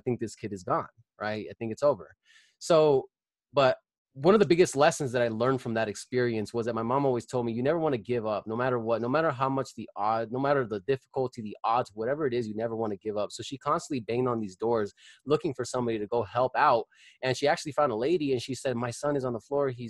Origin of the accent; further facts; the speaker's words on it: Colorado Springs, Colorado, United States; I was born and raised in Colorado Springs. I still live here. I lived here all my life